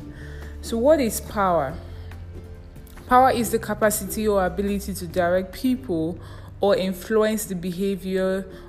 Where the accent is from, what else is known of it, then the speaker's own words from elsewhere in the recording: Nigeria; I'm a Nigerian and I live in a country where I live as a beggar